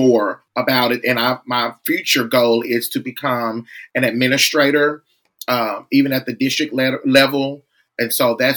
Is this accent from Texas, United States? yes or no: no; Wynne, Arkansas, United States; I was born and raised in Wynn, Arkansas, a very small city